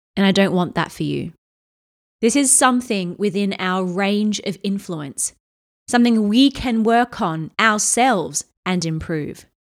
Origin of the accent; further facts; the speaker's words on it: Australia; now in London, United Kingdom; I'm from Australia originally